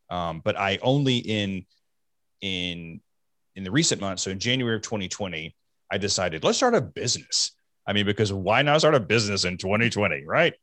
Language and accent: English; the South, United States; I grew up in the South